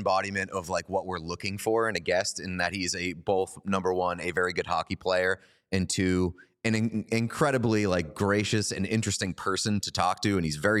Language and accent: English; Boston, Massachusetts, United States; We're both from Boston.